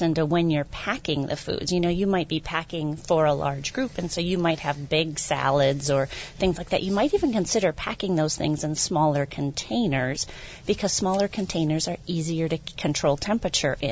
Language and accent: English; Wisconsin, United States; I am from Wisconsin